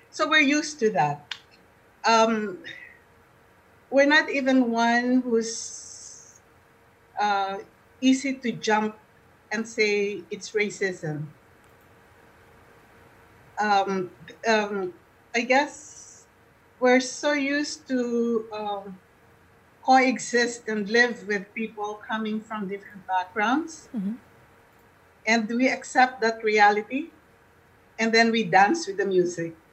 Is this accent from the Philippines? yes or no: yes; Philippines; now in Winnipeg, Canada; back home in the philippines back home um see, we seem to be a homogeneous group because we're all from the Philippines.